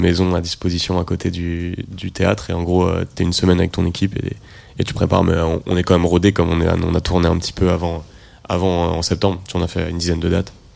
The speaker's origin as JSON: {"language": "French", "town": "Rennes", "region": "Brittany", "country": "France", "tie": "born or raised there", "said": "je suis de Rennes"}